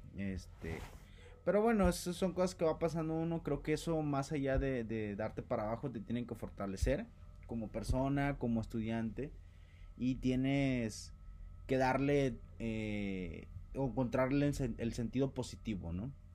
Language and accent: Spanish; Costa Grande, Guerrero, Mexico; soy del estado de Guerrero, del bellísimo estado de Guerrero, la Costa Grande